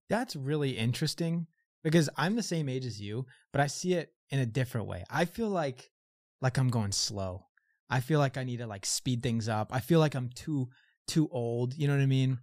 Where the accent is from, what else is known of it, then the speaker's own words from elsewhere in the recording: Ventura, California, United States; also born or lived in Santa Barbara / Santa Monica; I grew up in Ventura, and then I moved to U C S B